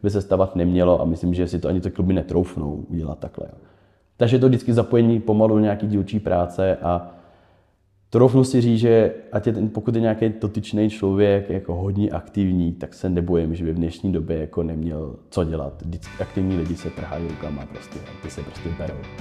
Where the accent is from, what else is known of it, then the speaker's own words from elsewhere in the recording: Prague, Czechia; já jsem Pražák